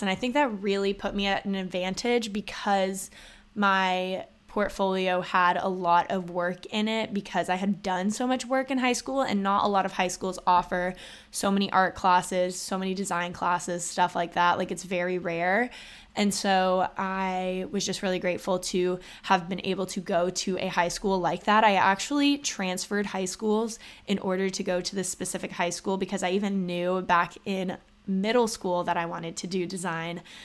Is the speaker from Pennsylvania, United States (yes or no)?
no; Austin, Texas, United States; I'm actually from Austin, Texas, and both my parents went to U T